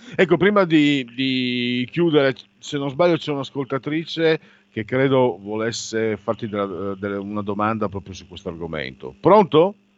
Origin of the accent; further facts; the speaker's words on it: Friuli-Venezia Giulia, Italy; Io vengo dal Friuli e la mia generazione è stata devastata da quella bestia che si chiama eroina.